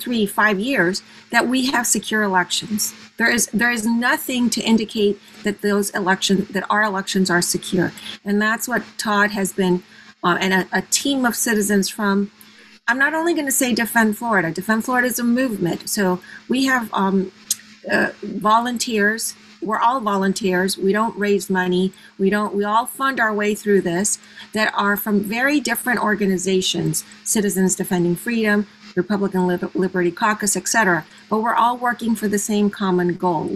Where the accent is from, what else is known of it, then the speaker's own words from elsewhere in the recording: Venezuela; also born or lived in Panama / Mexico; now in United States; I was born in Panama and I grew up in Venezuela and I was educated in Mexico